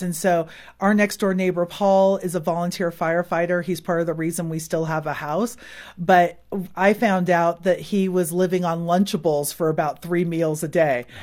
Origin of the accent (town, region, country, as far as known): Silicon Valley, California, United States; born or raised there; moved away as an adult